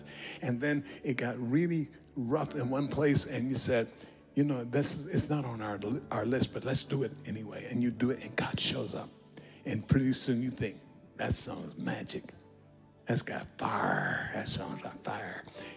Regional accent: United States

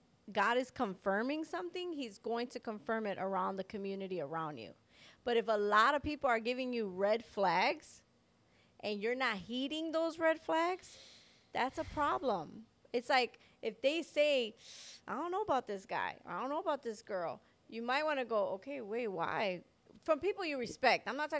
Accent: Chicago, Illinois, United States; I was like, we're from Chicago. We got places to go.

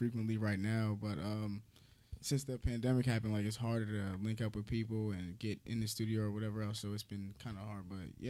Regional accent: New Jersey, United States; I'm from South Jersey, like basically you can just say South Jersey because okay. I moved around back and forth. So, yeah, I guess just South Jersey for sure.

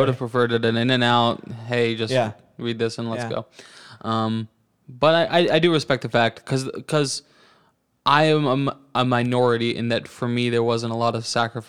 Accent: Canada; We, you know, where are you immigrating from? Canada.

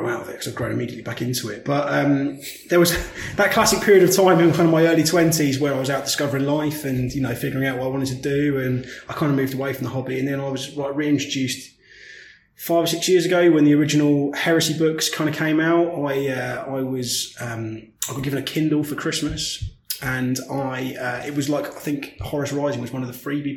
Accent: St Albans, East of England, United Kingdom; I grew up in St Albans.

